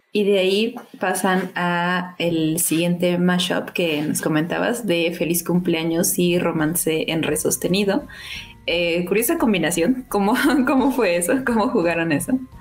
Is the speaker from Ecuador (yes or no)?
no; Mexico; yo soy, soy mexicana